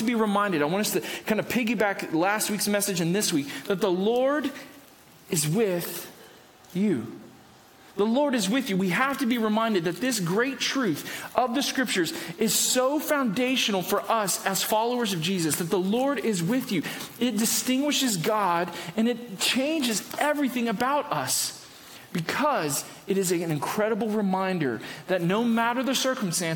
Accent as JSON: {"language": "English", "region": "the South", "country": "United States", "moved": "yes", "said": "me as a Southerner"}